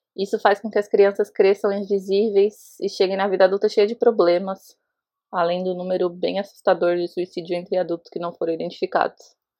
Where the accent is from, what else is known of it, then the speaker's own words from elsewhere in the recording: Osasco, São Paulo, Brazil; now in Jericoacoara, Brazil; eu moro em Jericoacoara, no Ceará, mas eu sou de Osasco, São Paulo